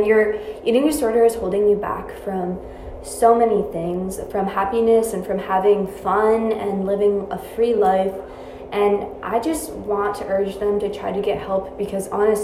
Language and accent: English; New York, United States; I'm from New York